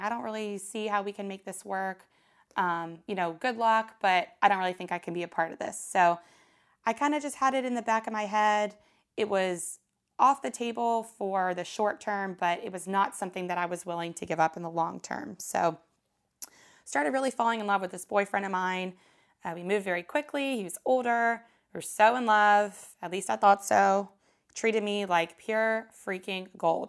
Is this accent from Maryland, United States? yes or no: yes; Maryland, United States; moved away as an adult; also born or lived in Oxford, Mississippi; my hometown in Maryland